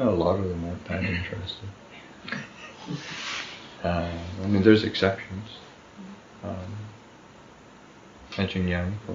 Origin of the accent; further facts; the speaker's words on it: Neepawa, Manitoba, Canada; moved away; also born or lived in Winnipeg, Manitoba; We grew up together in Nepal, and then we were in the city together